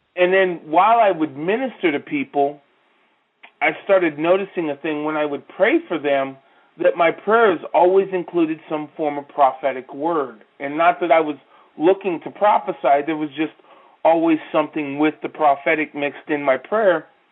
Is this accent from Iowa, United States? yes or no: yes; Waterloo, Iowa, United States; I grew up in a town called Waterloo, Iowa